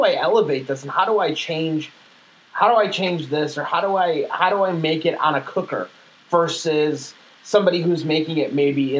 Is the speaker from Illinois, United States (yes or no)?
yes; Chicago, Illinois, United States; I'm from Chicago. We have a heavy Jewish neighborhood.